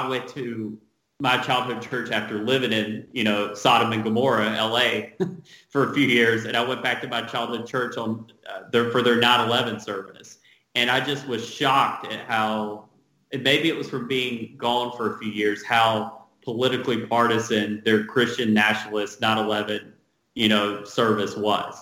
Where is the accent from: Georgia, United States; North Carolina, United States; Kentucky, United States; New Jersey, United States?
North Carolina, United States; now in Los Angeles, United States; I grew up in North Carolina in a small town.